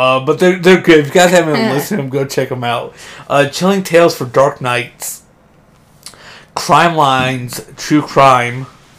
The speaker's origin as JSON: {"language": "English", "region": "Ohio", "country": "United States", "moved": "yes", "said": "Oh, yeah, I'm from Ohio."}